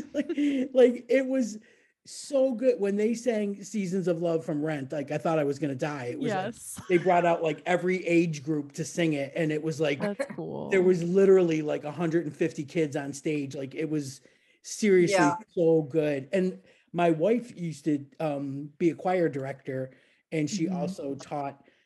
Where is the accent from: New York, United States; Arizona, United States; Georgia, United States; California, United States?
New York, United States; Niagara Falls; moved away; I'm from Niagara Falls, like on the New York side, not the Canadian